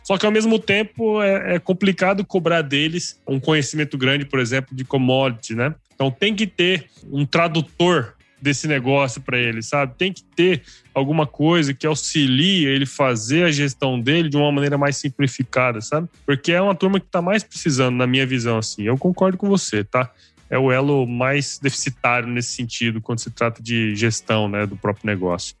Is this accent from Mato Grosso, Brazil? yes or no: yes; Cuiabá, Mato Grosso, Brazil; also born or lived in São Paulo; eu sou aqui de Mato Grosso, né? Eu hoje estou em Cuiabá, minha família é aqui de Cuiabá